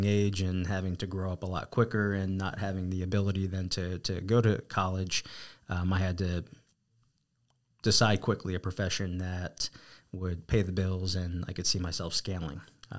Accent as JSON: {"language": "English", "region": "East Coast", "country": "United States", "accent": "East Coast", "said": "You know, I had to say it was probably my East Coast accent at the time, and just my personality"}